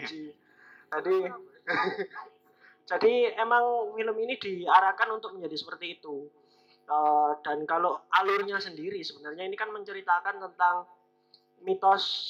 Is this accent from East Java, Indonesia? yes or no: yes; Lumajang, East Java, Indonesia; di daerah saya Lumajang